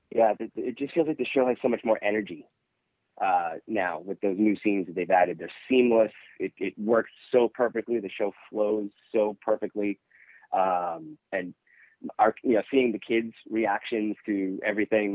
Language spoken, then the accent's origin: English; New Hampshire, United States; We're from New Hampshire